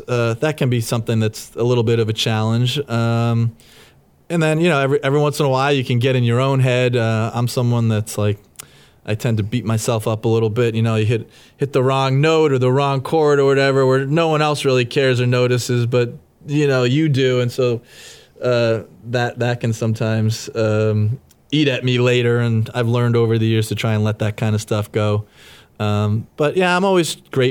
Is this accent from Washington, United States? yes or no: no; Worcester, Massachusetts, United States; my hometown of Worcester, Mass, at Mechanics Hall